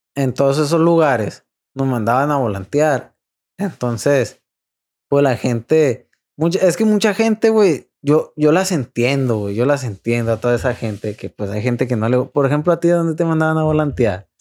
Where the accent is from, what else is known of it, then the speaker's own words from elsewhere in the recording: Los Mochis, Sinaloa, Mexico; es de aquí de Mochis, porque nosotros somos de Mochis